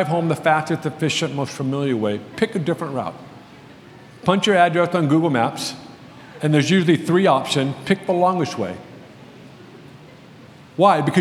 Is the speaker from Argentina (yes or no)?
no; United States; I'm obviously an American